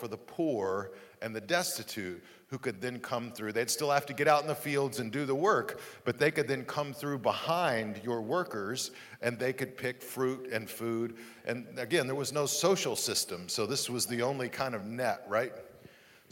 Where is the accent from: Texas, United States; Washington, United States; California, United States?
Texas, United States; Amarillo; moved away; my hometown, Amarillo, Texas